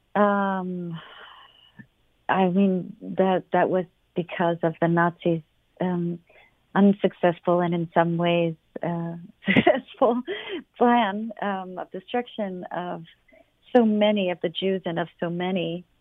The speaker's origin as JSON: {"language": "English", "town": "London", "region": "Ontario", "country": "Canada", "tie": "born or raised there", "moved": "yes", "said": "I was born in London. My family is still in London."}